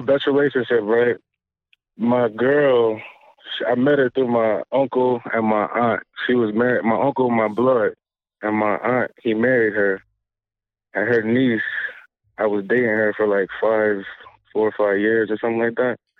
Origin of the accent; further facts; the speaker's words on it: Charlotte, North Carolina, United States; from Charlotte